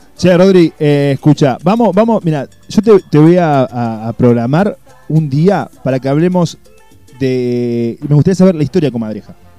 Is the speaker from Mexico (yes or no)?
no; Uruguay; now in Córdoba, Argentina; yo soy uruguayo me siento cordobés